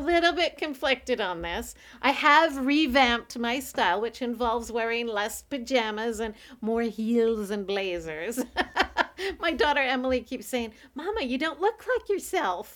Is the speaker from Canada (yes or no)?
yes; Canada; I'm a Canadian